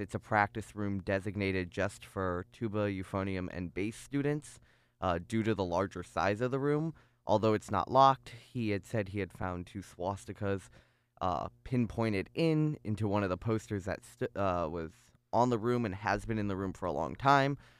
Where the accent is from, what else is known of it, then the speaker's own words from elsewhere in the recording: North Chicago, Illinois, United States; moved away as an adult; now in Ithaca, United States; I grew up in North Chicago, um, in a very very Jewish area.